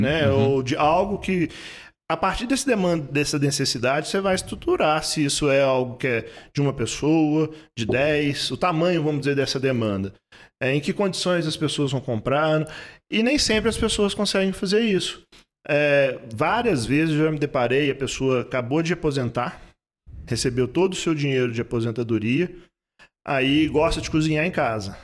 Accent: Belo Horizonte, Minas Gerais, Brazil; also born or lived in Três Pontas / Ireland; now in Ouro Branco, Brazil; sou do sul de Minas, eu sou nascido em Três Pontas, ah. né, mas morei a, a, praticamente a minha vida quase toda em Belo Horizonte

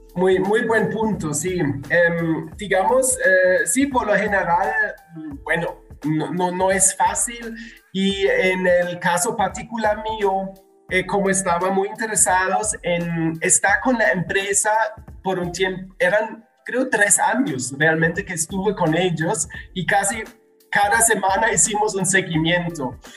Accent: Germany; moved away as an adult; also born or lived in Medellín, Colombia; now in Guadalajara, Mexico; soy alemán

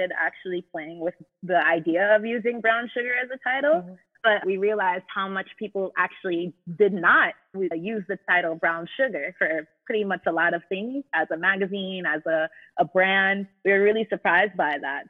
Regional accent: Jamaica; we're all Jamaican

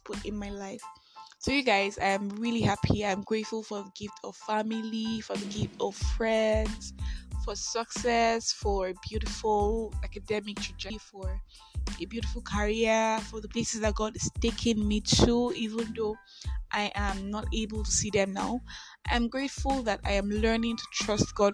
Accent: Nigeria; also born or lived in Enugu; I am that Nigerian Christian Talkaholic

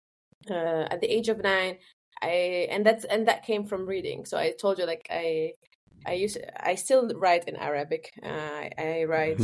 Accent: Tunisia; moved away as an adult; also born or lived in Rotterdam, Netherlands; now in Germany; I grew up in Tunisia. I had my education there until higher education

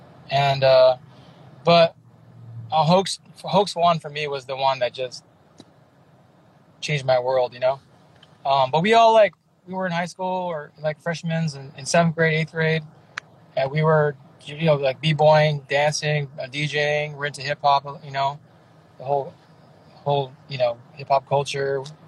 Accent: Milpitas, California, United States; also born or lived in San Jose / San Francisco / Japan / Hawaii; I was born in San Jose. I grew up in a little town called Milpitas. It's in between San Jose and San Francisco. So more towards San Jose. But I lived in San Francisco for a long time, too.

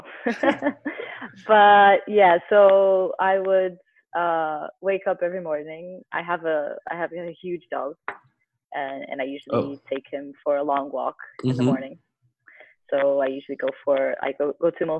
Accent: Porto, Norte, Portugal; moved away as an adult; now in Lisbon, Portugal; I'm currently based in Lisbon, Portugal. I'm originally from Porto, but I've been living here for the past 10 years or so.

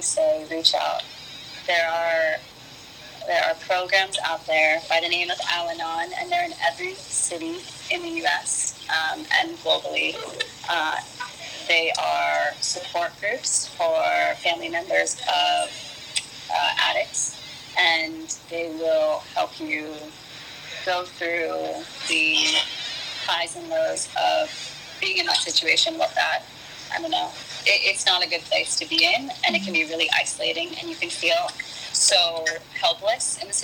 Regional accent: East Coast, United States; moved away as an adult; I grew up on the East Coast

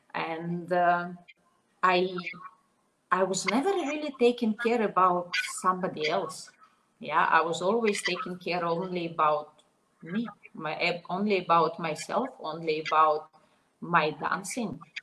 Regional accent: Minsk, Belarus; English is a second language; moved away as an adult; also born or lived in Slovenia; I was born in Belarus. I all my life I was in Minsk, at, uh, and I was 20 years old when I moved to Slovenia.

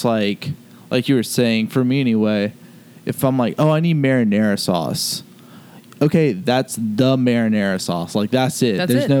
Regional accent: Charleston, South Carolina, United States; You know I'm from Charleston, South Carolina.

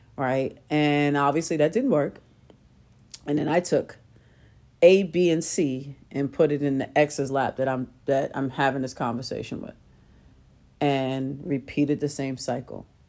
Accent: New York City, New York, United States; I grew up in Queens

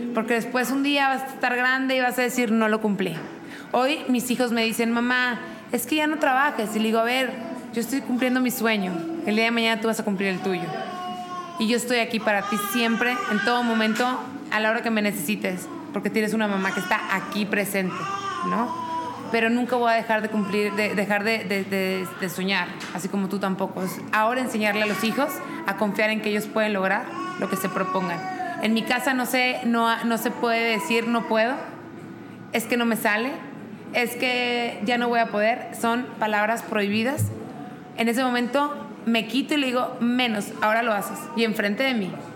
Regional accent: Monterrey, Nuevo León, Mexico; now in Querétaro, Mexico; soy de Monterrey, vivo en Querétaro

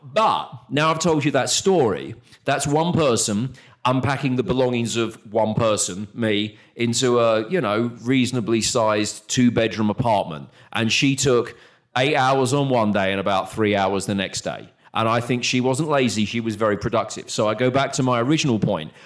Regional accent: United Kingdom; moved away as an adult; now in Texas, United States; as a British person

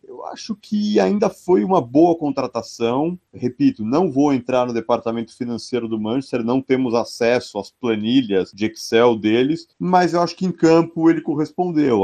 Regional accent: São Paulo, Brazil; a gente é de São Paulo

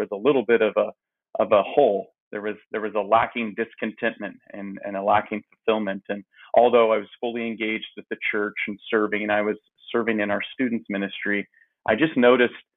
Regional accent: Phoenix, Arizona, United States; I grew up in Phoenix, Arizona, in the Maryvale area

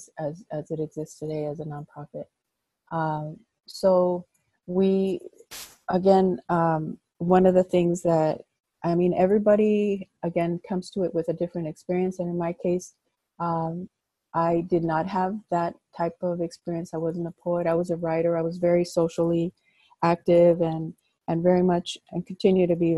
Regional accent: Los Angeles, California, United States; moved away as an adult; also born or lived in Chicago; I grew up in Pacoima

